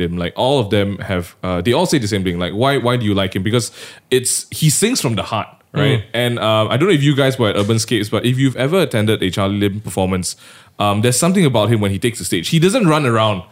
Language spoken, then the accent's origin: English; Malaysia